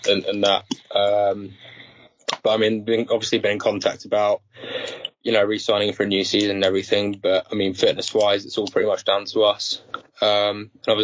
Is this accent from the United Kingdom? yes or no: yes; Guildford, South East England, United Kingdom; I did all my juniors in Guildford